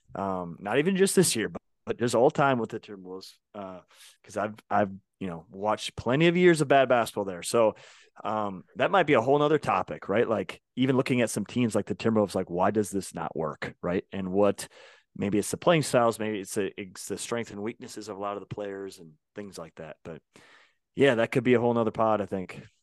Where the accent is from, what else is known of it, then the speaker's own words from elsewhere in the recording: Minnesota, United States; I grew up in Minnesota